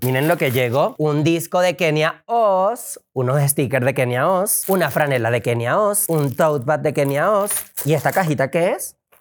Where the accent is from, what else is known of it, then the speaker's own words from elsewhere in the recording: Venezuela; now in Mexico; yo tuve que salir de Venezuela